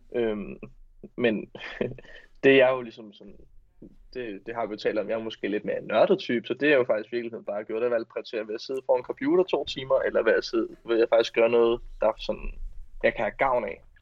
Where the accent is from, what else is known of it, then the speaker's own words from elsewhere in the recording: north of Roskilde, Zealand, Denmark; der hvor jeg er fra, i, øh, nord for Roskilde